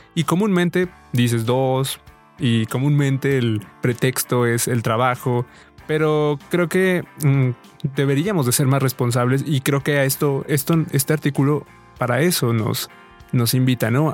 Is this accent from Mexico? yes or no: yes; Mexico; como buenos mexicanos